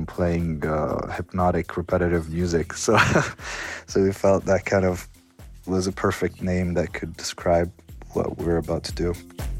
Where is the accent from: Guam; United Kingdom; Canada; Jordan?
Jordan; Amman, Amman Governorate; I'm from Jordan, from Amman, Jordan. I was born there.